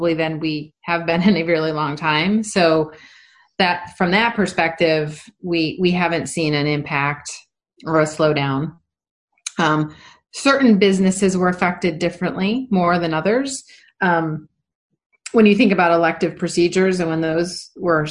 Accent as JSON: {"language": "English", "town": "Rochester", "region": "New York", "country": "United States", "tie": "born or raised there", "moved": "yes", "said": "my sister who lives in, Rochester, New York, my hometown"}